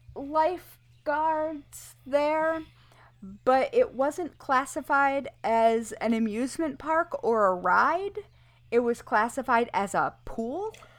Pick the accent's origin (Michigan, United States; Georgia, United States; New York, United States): Michigan, United States; Kalamazoo River; I grew up on the Kalamazoo River where there are paper companies